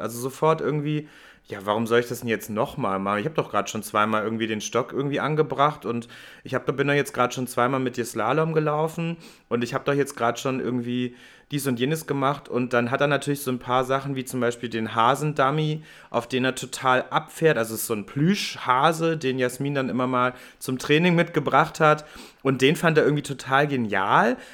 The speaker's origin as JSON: {"language": "German", "region": "Hamburg", "country": "Germany", "said": "ich bin ja Hamburger"}